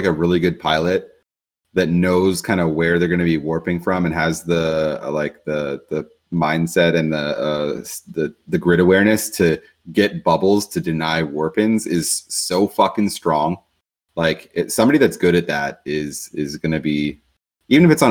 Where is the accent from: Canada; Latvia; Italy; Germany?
Canada; I am Canadian